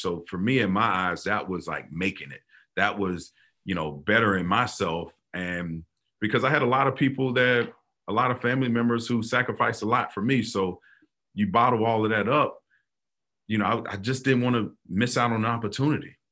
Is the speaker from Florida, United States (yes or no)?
yes; Florida, United States; growing up in Florida, football is religion